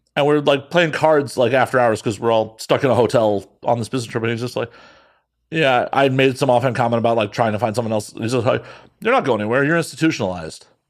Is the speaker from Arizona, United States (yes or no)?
no; Chicago, Illinois, United States; moved away; growing up in Chicago